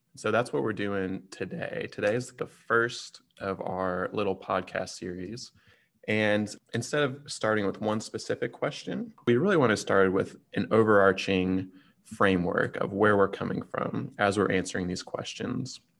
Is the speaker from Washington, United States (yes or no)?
no; Texas, United States; as a Texan